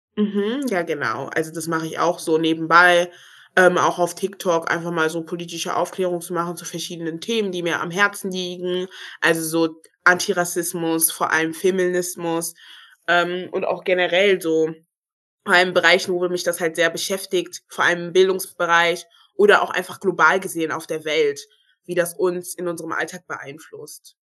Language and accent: German; Germany; ich sehe mich auch als Deutsche, weil ich bin hier geboren, ich habe einen deutschen Pass. Ich wurde hier sozialisiert. Ich bin hier zur Schule gegangen